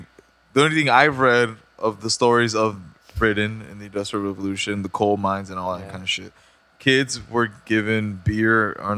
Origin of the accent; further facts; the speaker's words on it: Mexico; moved away; growing up in Mexico.